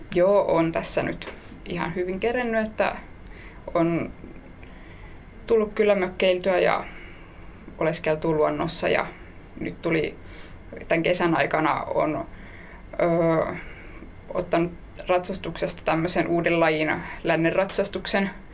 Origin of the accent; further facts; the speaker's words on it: Helsinki, Uusimaa, Finland; mä oon ihan Helsingistä